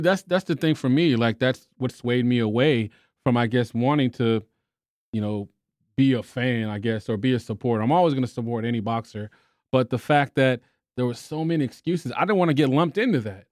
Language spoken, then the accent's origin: English; Texas, United States; I'm from Texas.